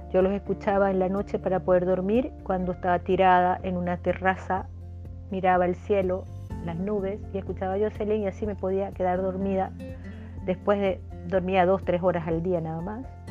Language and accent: Spanish; Venezuela; moved away as an adult; now in Chile; hasta que salí de Venezuela, llegué a Chile y estos últimos seis años en Chile